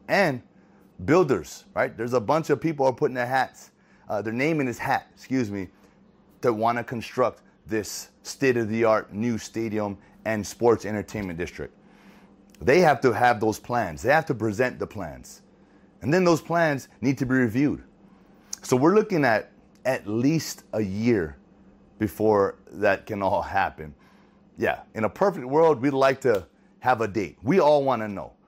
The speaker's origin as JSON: {"language": "English", "region": "Hawaii", "country": "United States", "tie": "born or raised there", "said": "growing up in Hawaii"}